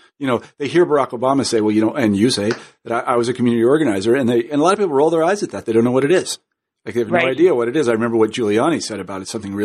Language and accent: English; Kansas, United States; which I'm happy to say as a Kansan, Speaker, I'm from Kansas, so that's good for Kansas.